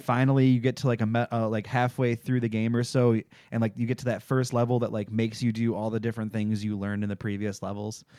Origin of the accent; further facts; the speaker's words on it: Michigan, United States; I'm from Michigan